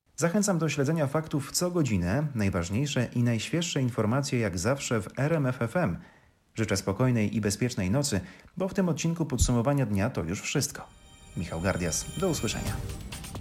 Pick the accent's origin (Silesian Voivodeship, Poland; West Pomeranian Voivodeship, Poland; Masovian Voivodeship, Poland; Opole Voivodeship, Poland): Silesian Voivodeship, Poland; moved away; z obserwacji Śląska, na którym się wychowałam, na którym już od dawna nie mieszkam